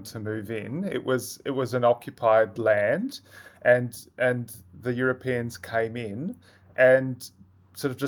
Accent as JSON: {"language": "English", "area": "Gunaikurnai land", "region": "Victoria", "country": "Australia", "tie": "born or raised there", "said": "I grew up in Gunai Kurnai"}